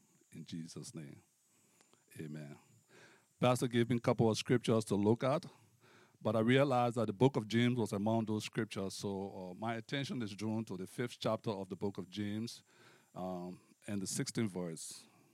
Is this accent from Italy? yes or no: no; Liberia; moved away as an adult; also born or lived in United States; now in Canada; I hail from Liberia, West Africa